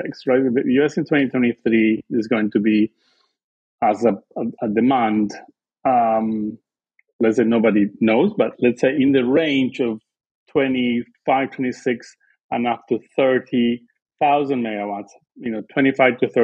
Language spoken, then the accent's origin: English; Argentina; English is a second language; moved away as an adult; also born or lived in Canada; I'm originally from Argentina